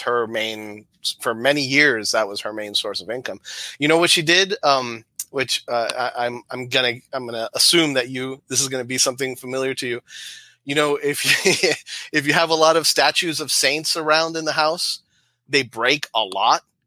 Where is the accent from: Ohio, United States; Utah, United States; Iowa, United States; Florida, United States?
Florida, United States; Miami; moved away as an adult; now in Michigan, United States; all my life, born and raised in Florida, and then in 2000 we moved up to Michigan, the whole family.